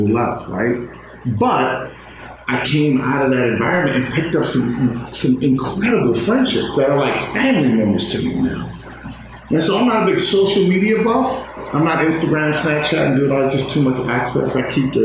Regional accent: Inglewood, California, United States; moved away as an adult; also born or lived in Corvallis, Oregon; I'm from Inglewood. I'm from South Central LA. Raised at that time, it was a 99.9% black community

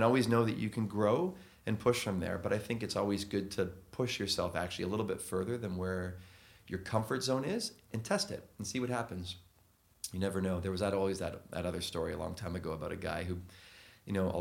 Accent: Canada; moved away as an adult; now in London, United Kingdom; being Canadian

